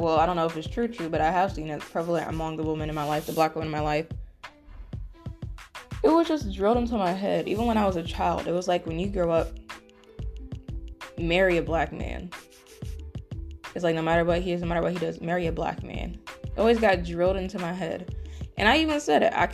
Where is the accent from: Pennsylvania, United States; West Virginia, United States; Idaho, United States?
West Virginia, United States; some of the people I grew up with in West Virginia